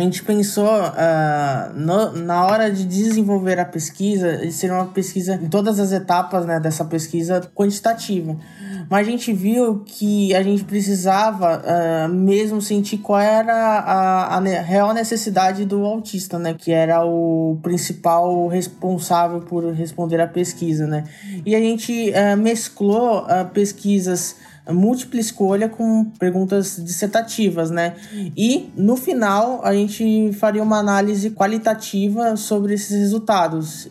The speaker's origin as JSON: {"language": "Portuguese", "town": "Santos", "region": "São Paulo", "country": "Brazil", "moved": "yes", "lives_now": "São Paulo, Brazil", "said": "sou de São Paulo, sou, moro aqui, mas na verdade sou de Santos, eu sou caiçara"}